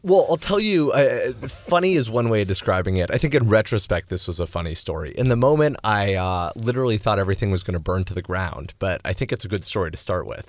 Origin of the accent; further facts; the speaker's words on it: Los Angeles, California, United States; I grew up in Los Angeles